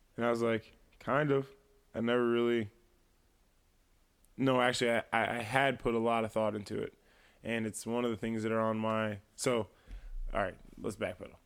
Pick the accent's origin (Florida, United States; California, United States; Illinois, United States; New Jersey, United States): Illinois, United States; East Moline; also born or lived in Silvis, Illinois; I would definitely say I'm from the Quad Cities, but I'm definitely from East Moline